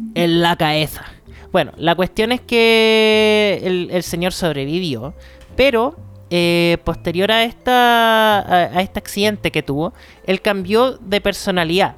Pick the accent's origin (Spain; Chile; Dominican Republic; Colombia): Chile; Antofagasta; now in Santiago, Chile; yo soy de Antofa